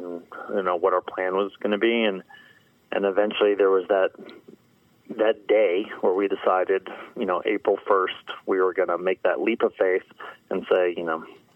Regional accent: Connecticut, United States; moved away as an adult; also born or lived in California; I grew up in the East Coast in Connecticut.

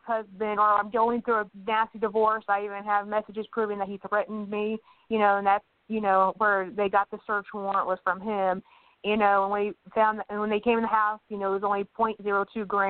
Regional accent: Dickinson County, Kansas, United States; I'm from Kansas, from Dickinson County

